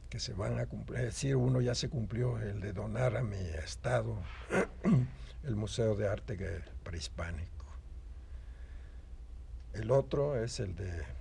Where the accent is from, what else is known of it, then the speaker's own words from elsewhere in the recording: Mexico; seguramente yo soy el pintor mexicano que está cotizado más que ningún otro.